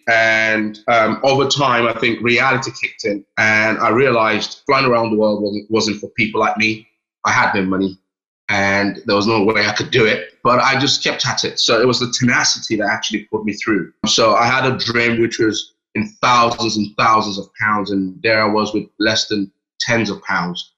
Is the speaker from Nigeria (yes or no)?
yes; Nigeria; moved away as an adult; also born or lived in London, United Kingdom; now in United Kingdom; I was born in London next yeah. to uh, Westminster. And then I at a very young age, moved to Nigeria with my parents and lived there till I was 18.